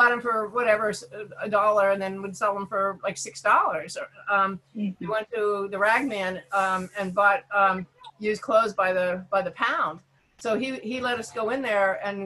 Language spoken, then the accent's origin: English; Pittsburgh, Pennsylvania, United States; I grew up in Pittsburgh too